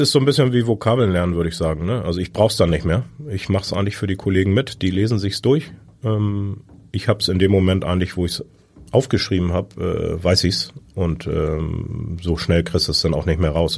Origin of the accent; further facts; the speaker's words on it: Föhr, Schleswig-Holstein, Germany; Ich bin auf der Insel Föhr geboren.